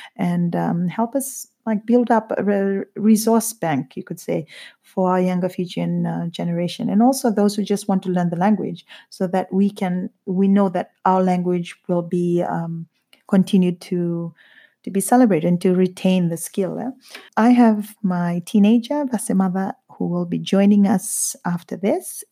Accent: Eastern Division, Fiji; moved away as an adult; also born or lived in Tailevu North; now in United Kingdom; a young indigenous Fijian growing up in Fiji

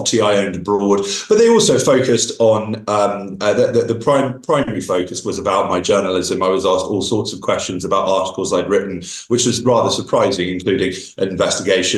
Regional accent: United Kingdom; moved away; I returned to my home country of Britain

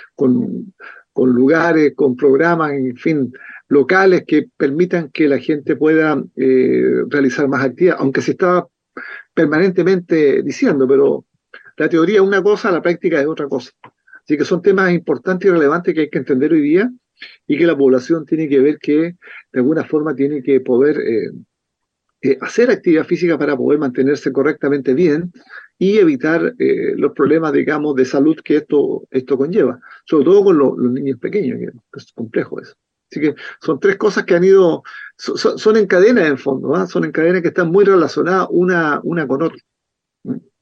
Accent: Valparaíso, Chile; Yo soy porteño, nacido en Valparaíso

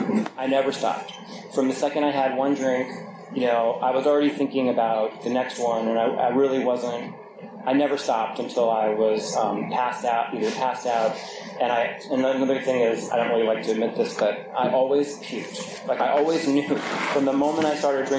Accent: New York, United States; I grew up in New York

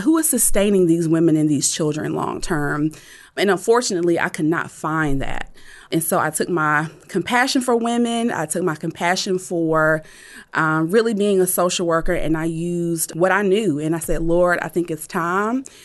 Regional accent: Rocky Mount, North Carolina, United States; Growing up in Nash County, um, if anybody is familiar with, uh, Rocky Mount, North Carolina, it is really a very small and rural, um, town

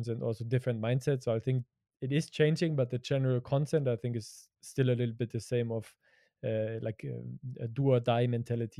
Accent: Germany; growing up in Europe and growing up in Germany

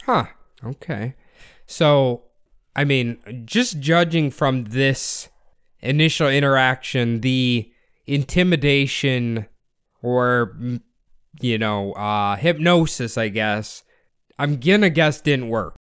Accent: United States; as an American

